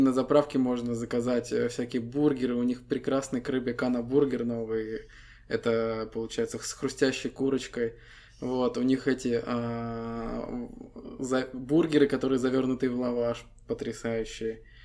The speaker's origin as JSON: {"language": "Russian", "country": "Estonia", "said": "Мы ребята из Эстонии"}